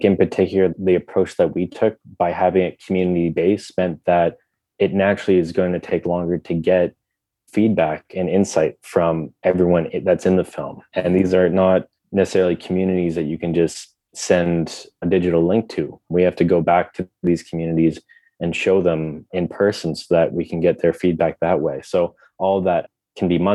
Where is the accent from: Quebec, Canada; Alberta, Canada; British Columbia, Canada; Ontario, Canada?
Ontario, Canada; Ottawa; I grew up in Ottawa.